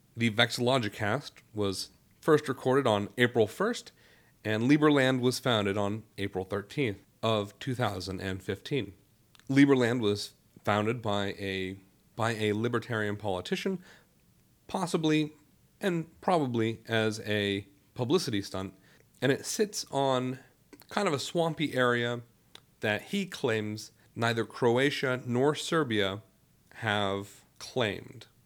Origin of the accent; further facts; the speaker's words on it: Youngstown, Ohio, United States; moved away; I am originally from Youngstown, Ohio